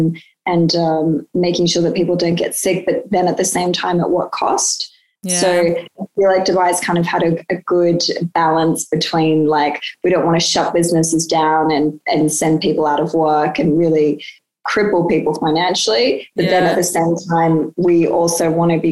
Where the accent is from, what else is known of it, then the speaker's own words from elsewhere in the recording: Sydney, New South Wales, Australia; I grew up in Sydney